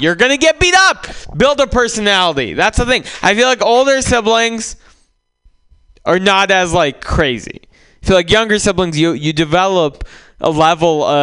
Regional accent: San Francisco, California, United States; born or raised there; also born or lived in Russia

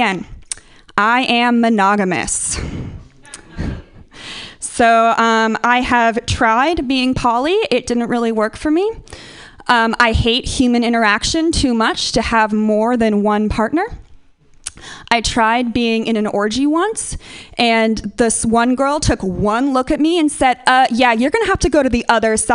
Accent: Northern California, United States; moved away; I'm from Northern California. I've been interacting with hippies my entire life

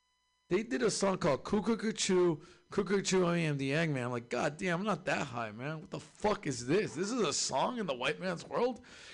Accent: California, United States; I'm from SoCal, too. I was like, man, this is like home, man.

